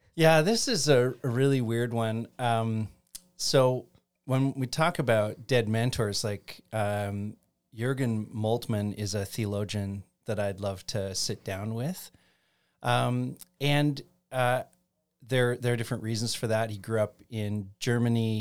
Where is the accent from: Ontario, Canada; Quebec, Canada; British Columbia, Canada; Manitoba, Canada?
Ontario, Canada; Chatham; I grew up in Chatham, Ontario